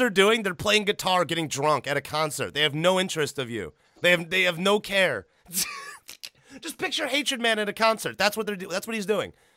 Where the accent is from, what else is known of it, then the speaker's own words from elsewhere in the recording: Illinois, United States; I grew up in Illinois